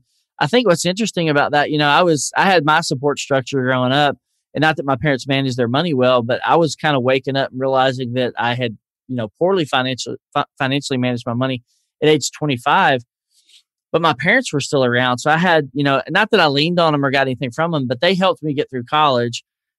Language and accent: English; the South, United States; accent: Southern; people tell me I'm losing my Southern accent a little bit.